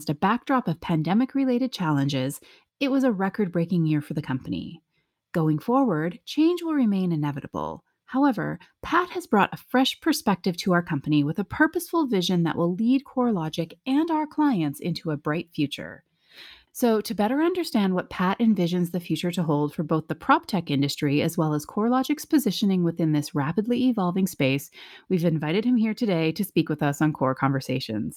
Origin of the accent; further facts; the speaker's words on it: Canada; I am also Canadian